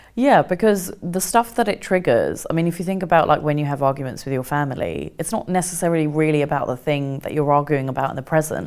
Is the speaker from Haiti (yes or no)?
no; Kent, South East England, United Kingdom; also born or lived in India; when we came back to England, we, we grew up in Kent